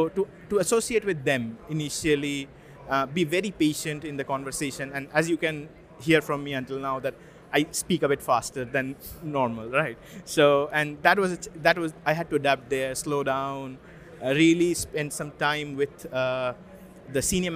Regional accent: India; moved away as an adult; also born or lived in Russia; now in United Kingdom; I'm from India. So I spent most of my, until my 20s in India

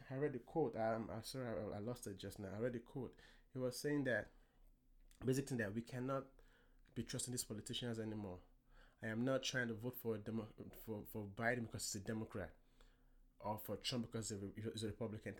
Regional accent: Nigeria; now in United States; I am an African American. I was born in Nigeria

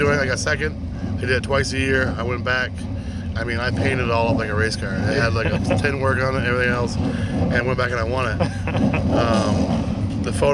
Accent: Methuen, Massachusetts, United States; I was born in Methuen, Mass. So we lived in Mass, and we were about 45 minutes away from Star Speedway

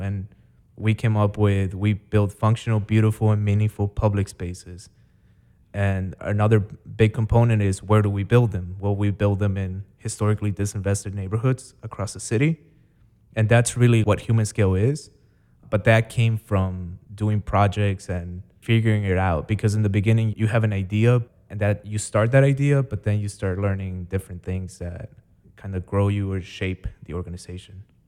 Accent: Chicago, Illinois, United States; also born or lived in Guatemala / Maryland; I grew up in the south side of the city near Midway Airport

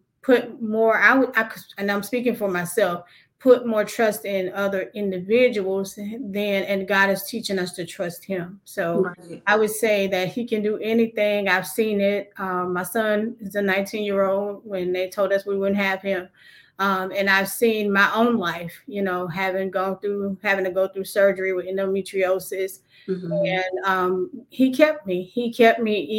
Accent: Covington, United States; here in my hometown in Covington

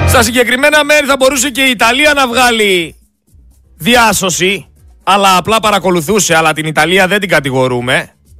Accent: Greece; σαν Έλληνας πολίτης

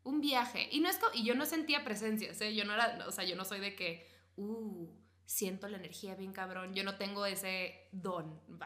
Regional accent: northern Mexico border, Mexico; soy niña de frontera

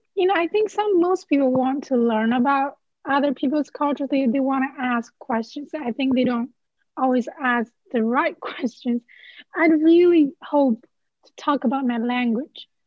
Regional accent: China; first language Chinese; English is a second language; moved away as an adult; now in Tallahassee, United States; I'm from China

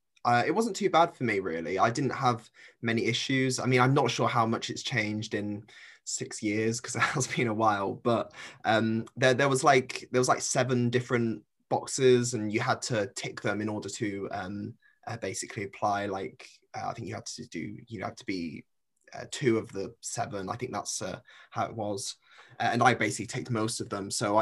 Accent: Cornwall, South West England, United Kingdom; moved away as an adult; now in Leeds, United Kingdom; Originally, I'm from Cornwall, so quite far away. In terms of my whole background, I've come from a very working class background.

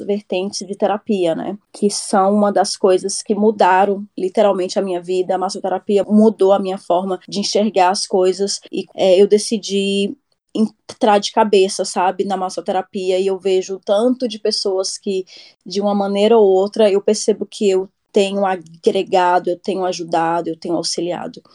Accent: Brasília, Federal District, Brazil; moved away as an adult; now in Gothenburg, Sweden; sou natural de Brasília, moro aqui na Suécia, na cidade de Gutemburgo

